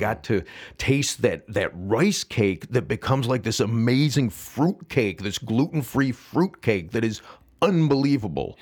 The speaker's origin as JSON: {"language": "English", "town": "St. Charles", "region": "Illinois", "country": "United States", "tie": "born or raised there", "said": "I grew up, as I said, in Saint Charles"}